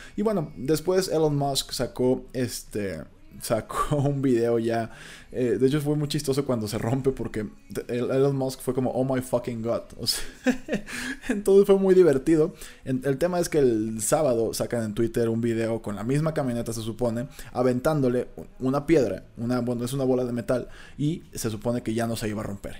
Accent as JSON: {"language": "Spanish", "country": "Mexico", "said": "cuando te das cuenta de que tú también eres mexicano"}